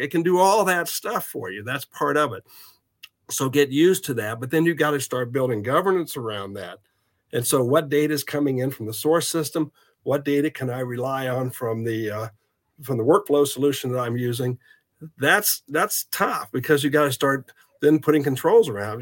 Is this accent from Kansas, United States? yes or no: yes; Southeast Kansas, United States; moved away as an adult; also born or lived in Texas; now in Kansas City, United States; I'm originally from Southeast Kansas, but my family is originally from the Kansas City area, so I wanted to move back to Kansas City